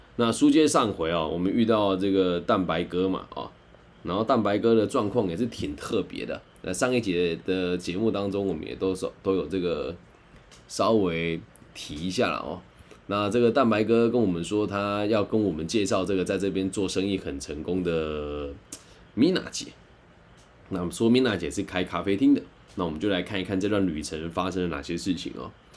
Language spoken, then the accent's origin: Chinese; Taiwan; 我也是台湾来的